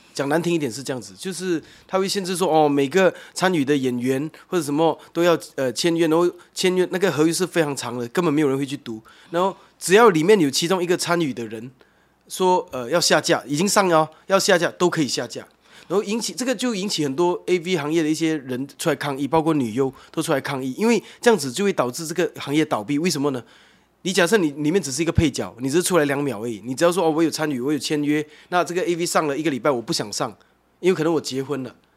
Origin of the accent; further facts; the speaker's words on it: Malaysia; moved away as an adult; now in Taiwan; 我本身是马来西亚人，那，那边本来就很多文化在那边的。 不同宗教，然后几， 几种不同的庙宇，那， 那， 那清真寺跟基督教堂跟天主教堂跟佛庙是在隔壁的，这样。 这个是我们从小长大的环境